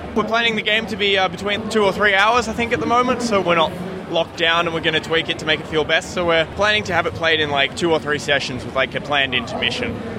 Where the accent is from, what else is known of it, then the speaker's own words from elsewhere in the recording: Melbourne, Victoria, Australia; we're from Melbourne, Australia